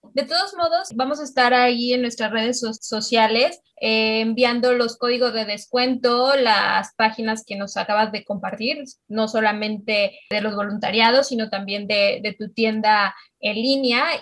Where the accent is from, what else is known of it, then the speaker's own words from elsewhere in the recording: Mexico; las tres somos mexicanas